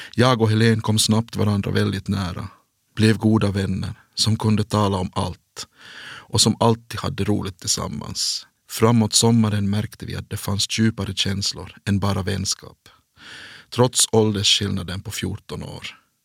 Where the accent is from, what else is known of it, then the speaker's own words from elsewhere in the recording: Kronoby, Ostrobothnia, Finland; also born or lived in Jakobstad; i byn Märjärv i Kronoby. Där är jag född och uppvuxen